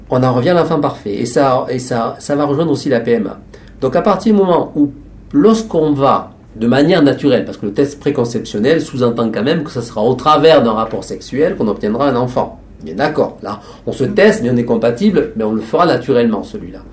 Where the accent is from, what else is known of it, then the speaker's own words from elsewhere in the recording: France; Ici, chez nous, en France